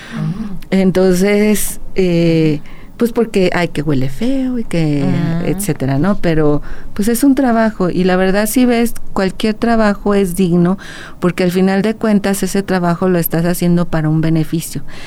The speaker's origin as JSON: {"language": "Spanish", "region": "Aguascalientes", "country": "Mexico", "tie": "born or raised there", "also_born_or_lived": "León, Guanajuato", "said": "yo soy de aquí de Aguascalientes, realmente nací en León, Guanajuato, pero toda mi vida ha estado aquí en Aguascalientes. Eh, todos mis estudios han estado aquí"}